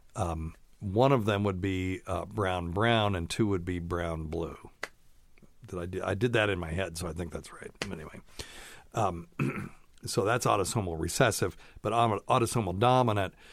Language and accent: English; the South, United States; also born or lived in Vermont / Tennessee; I've always lived in the South, except for a few years in my youth.